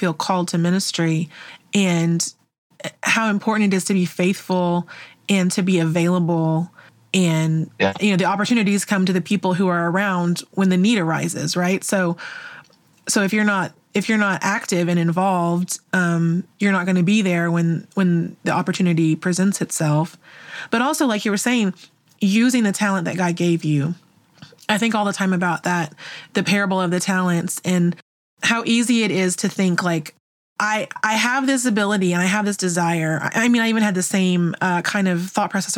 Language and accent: English; Oklahoma, United States; as we were growing up in Oklahoma